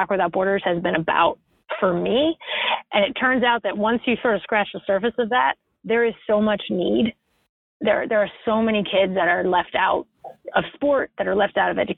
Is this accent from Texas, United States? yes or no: no; Western Massachusetts, United States; moved away; an indoor soccer facility in my hometown